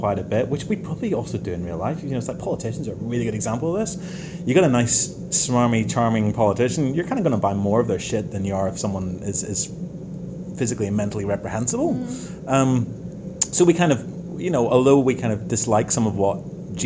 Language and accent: English; Belfast, Northern Ireland, United Kingdom; we're from Belfast